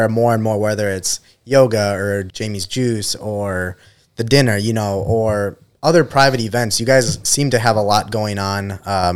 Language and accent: English; Breezy Point, Minnesota, United States; growing up in Breezy area